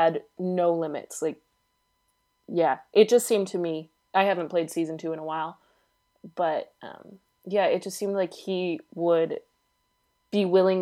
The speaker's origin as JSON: {"language": "English", "country": "United States", "said": "I'm American"}